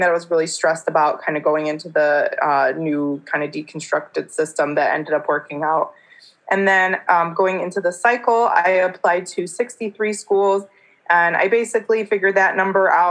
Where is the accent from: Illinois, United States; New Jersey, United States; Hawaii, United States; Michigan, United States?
Michigan, United States; I'm a kind of a Michigander for life